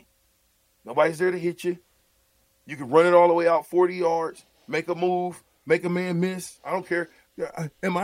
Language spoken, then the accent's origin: English; Omaha, Nebraska, United States; I'm from Omaha